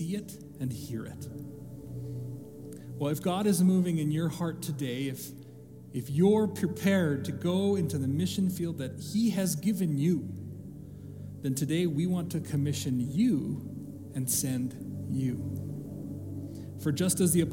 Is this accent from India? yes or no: no; Canada; growing up in Canada, as I did